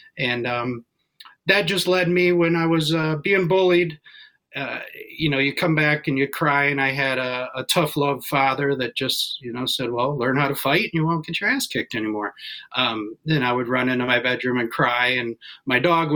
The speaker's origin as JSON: {"language": "English", "town": "Walled Lake", "region": "Michigan", "country": "United States", "tie": "born or raised there", "said": "I'm out of Walled Lake, Commerce Township. So went to Walled Lake Western High School and been a Michigander my whole life"}